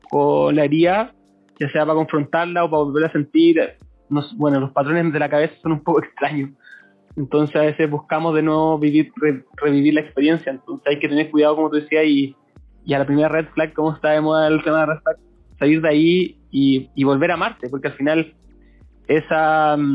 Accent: Coyhaique, Aysén, Chile; now in Concepción, Chile; tengo 26, soy de Coyhaique, pero ahora vivo en Conce. Como estoy aquí ya hace, hace hartos añitos ya

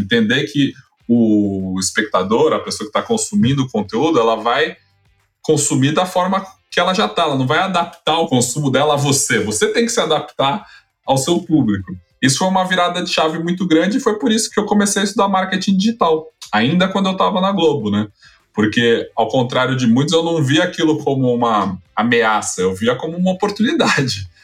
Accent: São Paulo, Brazil; sou de São Paulo, cresci nos anos 90, é, bairro nobre aqui de São Paulo

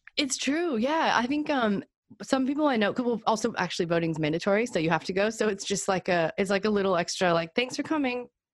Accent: United States; now in Melbourne, Australia; being American

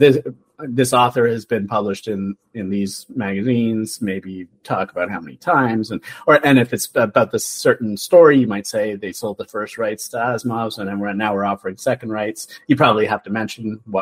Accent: Canada; we're Canadian

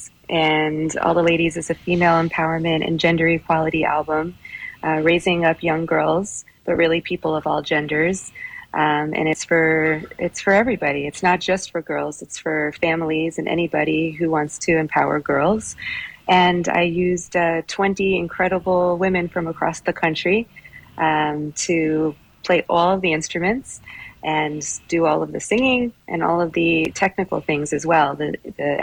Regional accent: Miami, Florida, United States; now in New York City, United States; I was born and raised in Miami

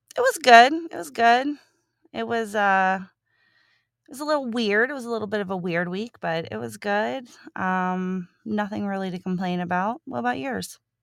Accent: Cincinnati, Ohio, United States; Cincinnati, and that is my hometown. Um, I have lived in Cincinnati my entire life

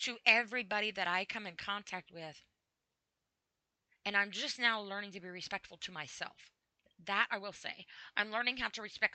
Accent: United States; I'm an American and I live in the USA and I'm proud to be an American

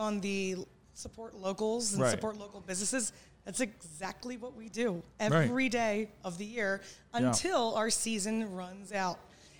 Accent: Maryland, United States; I've lived here my whole life.

